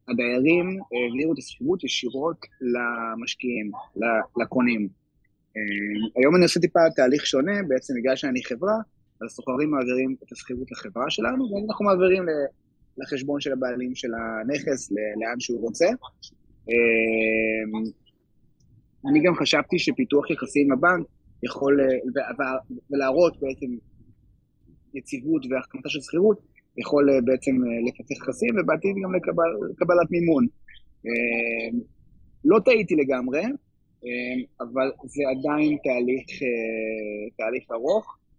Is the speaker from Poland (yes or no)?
yes; Poland; Hebrew is a second language; אני, אני פולני, גל ואני נשואים